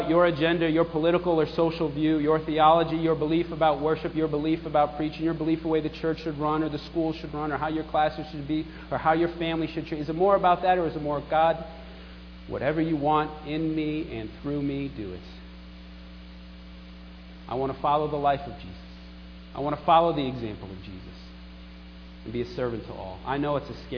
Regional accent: New York, United States; I was a little troubled living in New York and growing up in New York

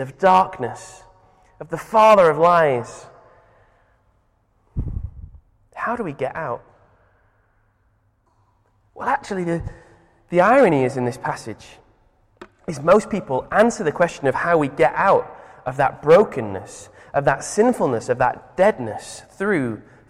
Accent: Manchester, North West England, United Kingdom; I'm from Manchester, and my dad is a boxing referee.

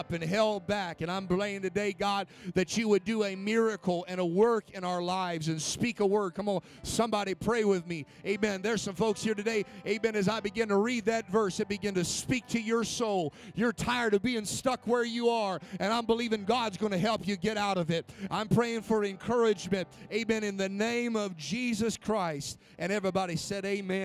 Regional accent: Spokane, Washington, United States; now in Carson City, United States; I grew up in Spokane, Washington

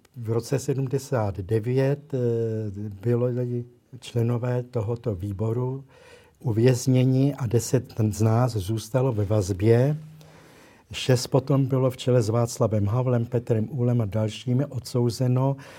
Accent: Prague, Czechia; protože pocházím z Prahy

